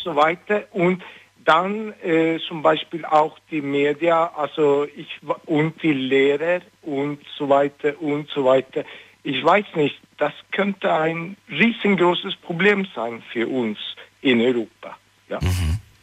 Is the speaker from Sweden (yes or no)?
yes; Stockholm, Stockholm County, Sweden; German is a second language; also born or lived in Istanbul; now in Stuttgart, Germany; ich komme aus Schweden, Stockholm.